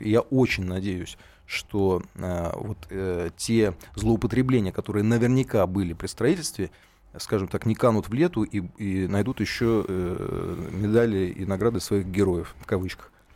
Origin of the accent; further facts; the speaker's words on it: Saint Petersburg, Russia; как петербуржец